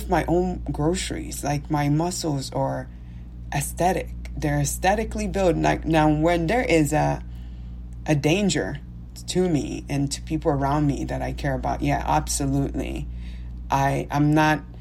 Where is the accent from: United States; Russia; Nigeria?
Nigeria; moved away; me being Nigerian, me having a different accent